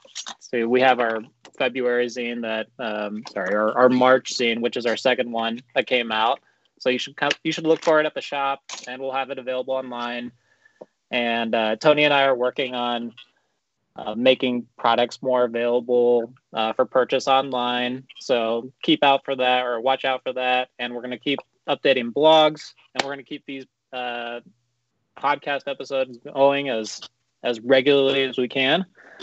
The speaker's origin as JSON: {"language": "English", "country": "Japan", "tie": "born there", "said": "So I was born in Japan, and this is something Isaac and I both come from Japanese mothers and American, like, Caucasian fathers."}